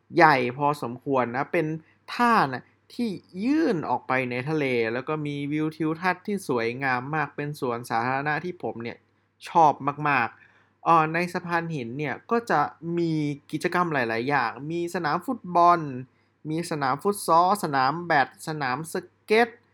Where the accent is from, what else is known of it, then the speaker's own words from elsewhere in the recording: Chiang Mai, Thailand; เชียงใหม่ซึ ่งเป็นบ้านเกิดของผม